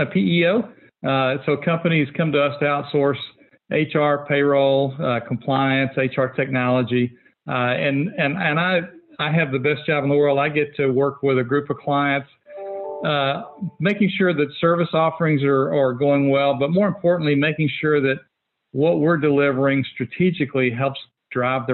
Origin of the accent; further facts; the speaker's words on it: Fort Worth, Texas, United States; I'm a local guy. I grew up in Fort Worth, never strayed very far from home.